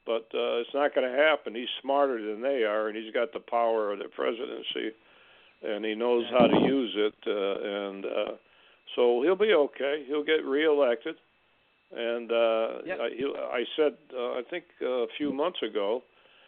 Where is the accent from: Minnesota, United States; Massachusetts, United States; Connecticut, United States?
Massachusetts, United States; I'm from Massachusetts. I worked in New York a little.